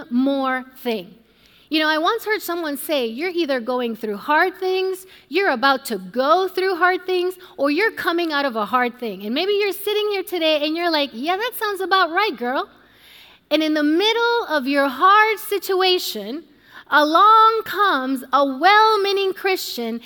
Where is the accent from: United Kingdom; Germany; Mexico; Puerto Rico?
Puerto Rico; I was born and raised in Puerto Rico